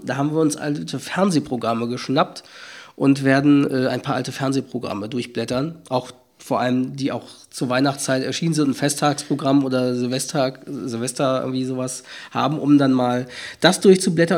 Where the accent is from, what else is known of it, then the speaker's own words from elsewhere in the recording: Hamburg area, Schleswig-Holstein, Germany; Ich bin mit damit aufgewachsen in, im Raum Hamburg, Schleswig-Holstein